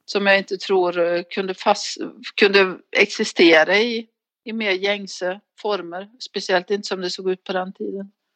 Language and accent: Swedish; neighbouring area of Alsterdalen, Värmland, Sweden; så växte jag upp i, alltså, våra grannar till, eh, Alsterdalen, Gustav Frödings, ehm, barndomsbygd